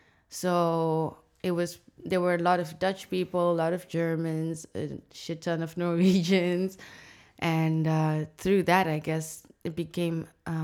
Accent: Harare, Zimbabwe; moved away as an adult; also born or lived in Cape Town, South Africa; now in Amsterdam, Netherlands; I am born and raised in Zimbabwe, Harare, the capital city. I did a four-year stint in Cape Town for my bachelor. And now I'm here.

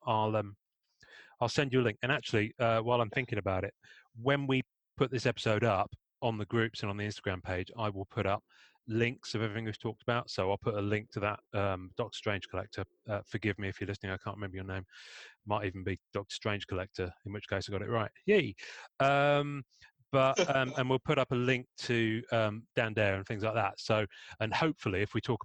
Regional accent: Devon, South West England, United Kingdom; accent: English; I'm in the UK and I grew up in Devon.

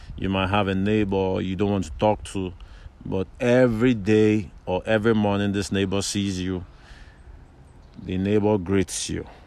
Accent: Lagos, Nigeria; moved away as an adult; also born or lived in Abuja, Nigeria / Obafemi Awolowo University, Nigeria; now in Ireland; I was born bred up in Lagos

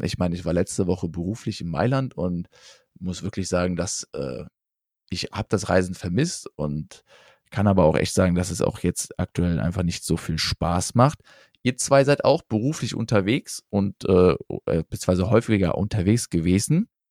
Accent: Rhineland, Germany; als Rheinländer

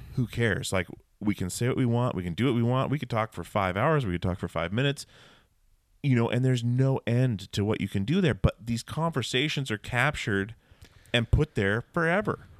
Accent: Alaska, United States; growing up in Alaska

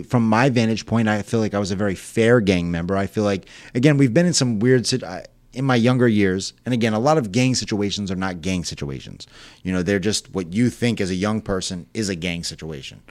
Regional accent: Selden, New York, United States; also born or lived in Port Jefferson, New York / Ronkonkoma, New York; grew up in Selden, Ronkonkoma area.

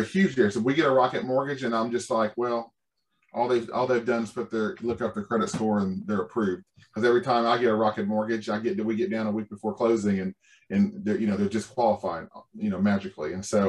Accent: Indianapolis, Indiana, United States; now in Shreveport, United States; I'm originally from Indianapolis.

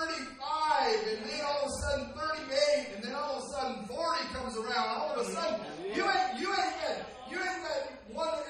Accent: Southern California, United States; accent: Southern California; my Southern California accent

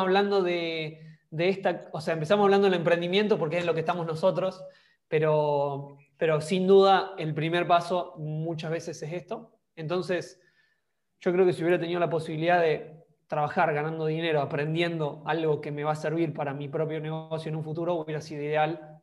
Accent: Argentina; moved away as an adult; also born or lived in Denmark; me fui de Argentina en busca de, otros horizontes o, de otras cosas

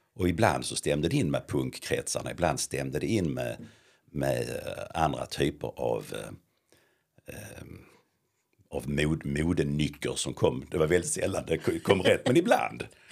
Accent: Lund, Skåne, Sweden; uppvuxen i centrala Lund med mamma, pappa och fyra äldre syskon

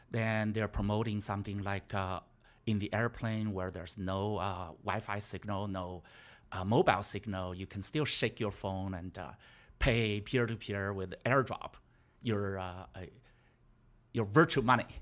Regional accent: China; moved away; I was from China.

